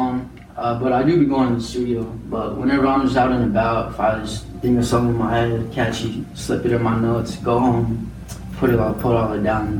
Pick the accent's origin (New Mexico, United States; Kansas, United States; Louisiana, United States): New Mexico, United States; Las Cruces; also born or lived in El Paso, Texas; I'm an artist. I make music. I go by … I was originally born in El Paso. So I guess you could say I was raised here in Las Cruces.